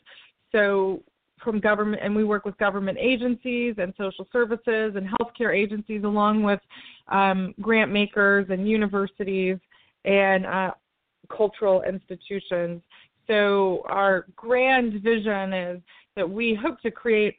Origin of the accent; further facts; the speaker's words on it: Tennessee, United States; moved away; in my home state of Tennessee